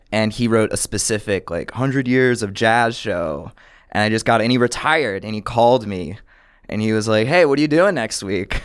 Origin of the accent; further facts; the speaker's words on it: Buffalo, New York, United States; now in New York, United States; I grew up in Buffalo, New York